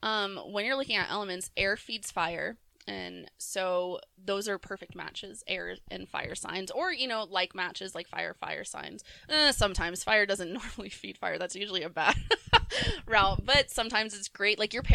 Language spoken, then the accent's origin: English; Virginia, United States; all of my best friends growing up in Virginia were Aries.